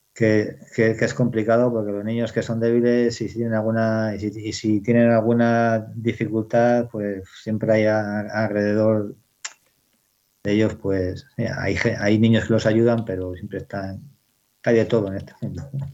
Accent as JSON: {"language": "Spanish", "area": "Bellardardo", "region": "Castile and León", "country": "Spain", "tie": "born or raised there", "said": "pueblo donde nací, en Bellardardo, que mi, padre estaba trabajando para unas terratenientes"}